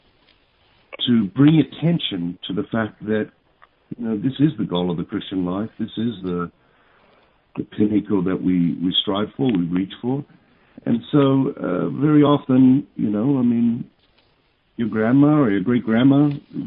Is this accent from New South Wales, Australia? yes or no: yes; Sydney, New South Wales, Australia; I was born in St. Martha's Hospital in Sydney, Australia